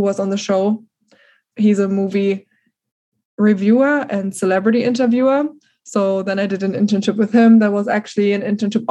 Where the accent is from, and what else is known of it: Germany; accent: German; first language German; English is a second language; moved away as an adult; now in United States